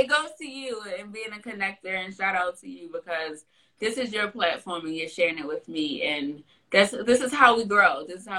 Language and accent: English; California, United States; born there; I'm an East Coast girl through and through. I was born in California. I lived in California. I don't want to move back. I'm an East Coast girl.